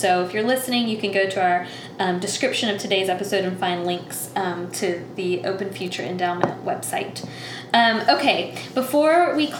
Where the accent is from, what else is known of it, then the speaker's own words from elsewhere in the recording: Tallahassee, Florida, United States; so I grew up in Tallahassee, but near Thomasville